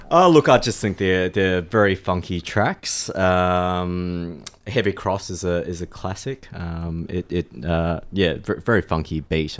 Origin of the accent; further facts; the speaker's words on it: Australia; also born or lived in Malaysia; having grown up in Australia, um, y, you know, I do also identify myself as being Australian